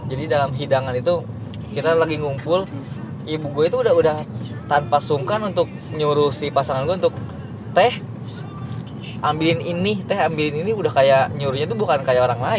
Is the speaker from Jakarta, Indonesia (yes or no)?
no; West Java, Indonesia; gue kan orang Sunda Sunda itu kan sebenarnya nggak